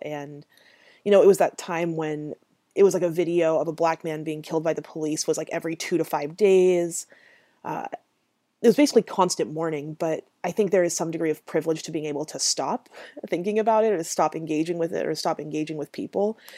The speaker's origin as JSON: {"language": "English", "town": "Grants Pass", "region": "Oregon", "country": "United States", "tie": "born or raised there", "said": "Grant's Pass and Merlin and this, like, city space that I grew up in in Southern Oregon"}